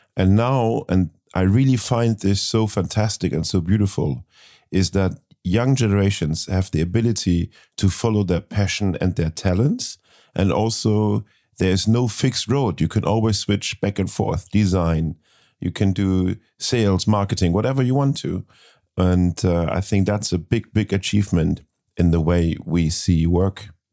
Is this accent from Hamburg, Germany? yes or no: yes; Hamburg, Germany; born in my hometown, Hamburg